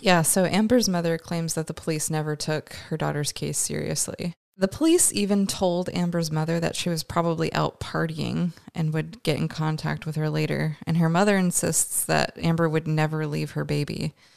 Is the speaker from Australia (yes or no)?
no; Canada; we're both Canadian